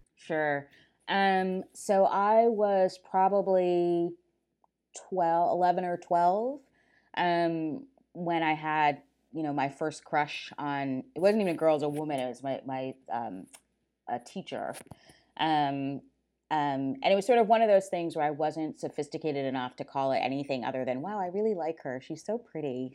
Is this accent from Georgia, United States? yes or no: no; Silver Spring, Maryland, United States; I grew up in Silver Spring, Maryland, right outside of Washington, D